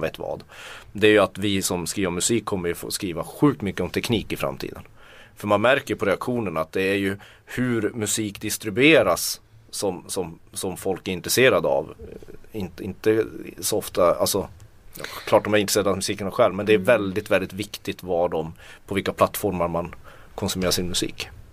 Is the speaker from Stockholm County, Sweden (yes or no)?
no; Tornedalen, Norrbotten County, Sweden; Jag kommer från Tornedal